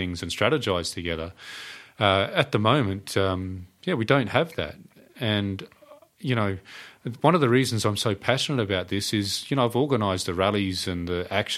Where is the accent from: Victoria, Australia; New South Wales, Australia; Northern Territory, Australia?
Northern Territory, Australia; I'm from the Northern Territory